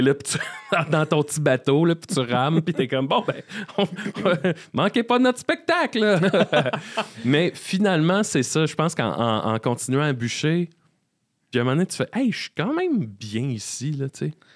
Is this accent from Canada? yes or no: yes; Salaberry-de-Valleyfield, Quebec, Canada; moved away as an adult; also born or lived in Sherbrooke; now in Montreal, Canada; après le cégep, j'ai quitté Valleyfield